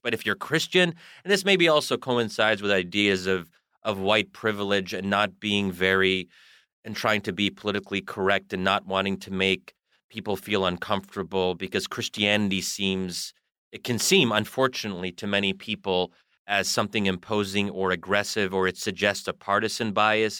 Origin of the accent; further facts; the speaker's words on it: United States; I am a product of American culture and I am American.